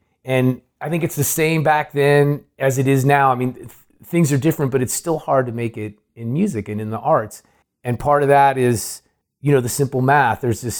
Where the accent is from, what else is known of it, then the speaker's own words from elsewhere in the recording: Oakland, California, United States; also born or lived in San Francisco / Moraga; I grew up in Oakland. Okay. I was born in San Francisco, and then right before high school age, we moved to Moraga.